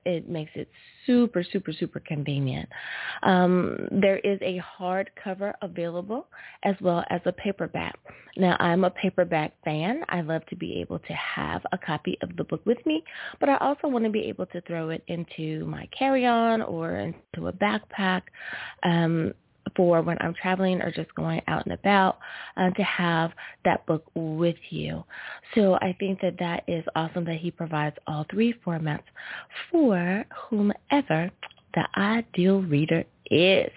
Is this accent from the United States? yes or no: yes; United States; my home country. Woo! Thank you, USA